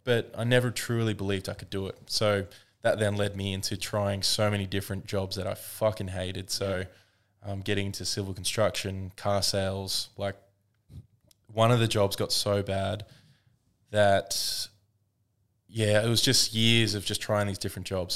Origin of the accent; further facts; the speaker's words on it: Woodford, Queensland, Australia; I grew up in Woodford